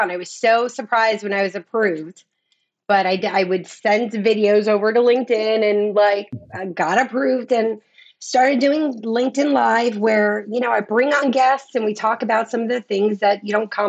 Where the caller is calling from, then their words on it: Clearwater, Florida, United States; Clearwater, Florida.